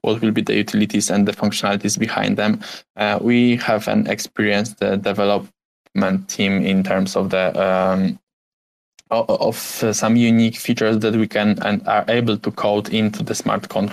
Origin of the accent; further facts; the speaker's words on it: Poland; English is a second language; I'm from Poland